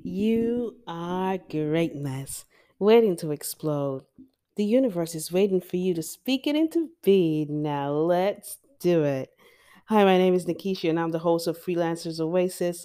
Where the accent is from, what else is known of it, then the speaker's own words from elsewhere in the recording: Jamaica; I love being Jamaican. I love my culture